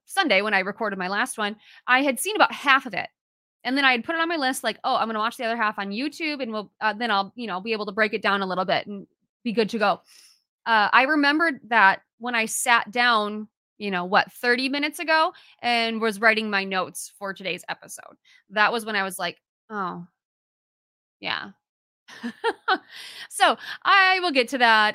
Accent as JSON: {"language": "English", "region": "Minnesota", "country": "United States", "said": "I'm a Minnesotan"}